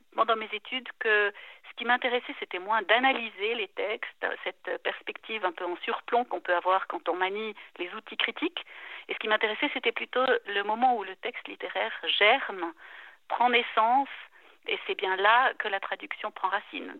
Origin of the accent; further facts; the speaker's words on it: La Chaux-de-Fonds, Neuchâtel, Switzerland; moved away as an adult; also born or lived in Lausanne / Basel; now in German-speaking Switzerland; j'ai grandi à Neuchâtel, à La Chaux-de-Fonds, à Lausanne aussi un peu, mais au moment d'entrer à l'université, je suis allée vivre à Bâle